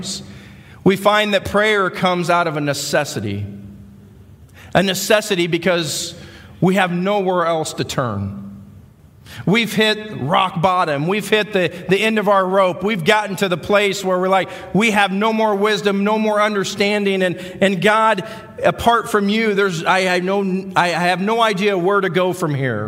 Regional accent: Iowa, United States; accent: Midwestern; moved away as an adult; We came from Iowa, so if you're out there trying to figure out what the accent is, we're Midwesterners

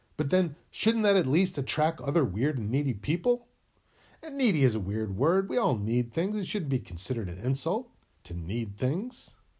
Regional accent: New England, United States; moved away as an adult; now in California, United States; I was born in New England, and I moved to California when I was twenty-three

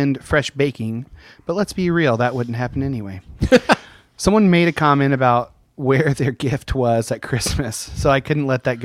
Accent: Canada; I'm Canadian

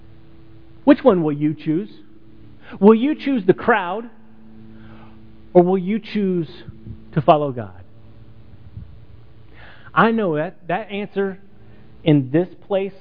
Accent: Texas, United States; I'm from Texas

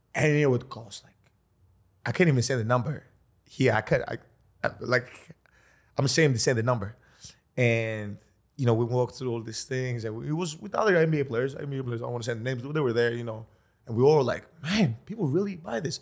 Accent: Greece; I come from Greece

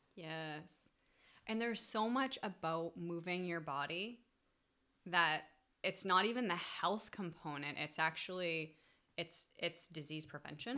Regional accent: New England, United States; I grew up in New England

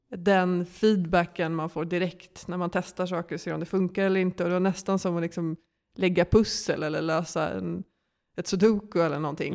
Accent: Stockholm, Stockholm County, Sweden; also born or lived in Lund; jag kommer från Stockholm och eh, gick i skolan här och växte upp här

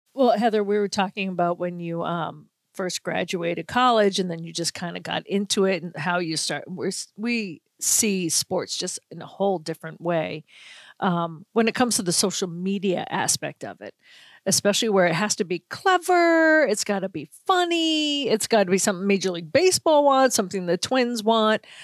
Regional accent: Boston, Massachusetts, United States; now in Minnesota, United States; my hometown Bruins

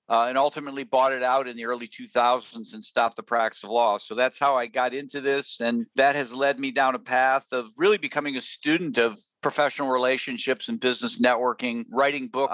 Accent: Houghton, Michigan, United States; moved away as an adult; also born or lived in Chicago, Illinois / Wisconsin / Ohio; I was born in Chicago, and by the time I was 8 years old, my father had gotten a PhD, and he got a job at a college in the Upper Peninsula of Michigan, Michigan Tech. So I grew up about as far north in Michigan as one could go.

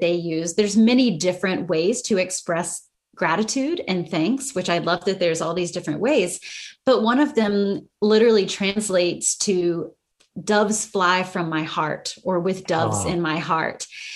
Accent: United States; accent: American English; first language English; English being my first language and the language that I've grown up with, American English

